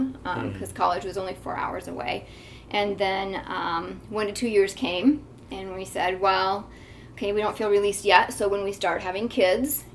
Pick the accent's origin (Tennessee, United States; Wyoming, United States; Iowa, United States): Wyoming, United States; Gillette; moved away as an adult; now in Madison, United States; I grew up in Gillette, Wyoming